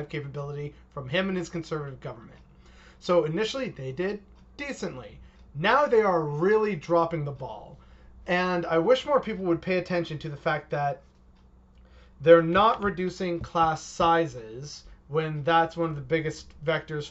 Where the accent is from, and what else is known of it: Canada